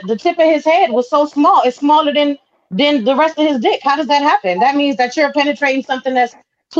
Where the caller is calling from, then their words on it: California, United States; I'm from California.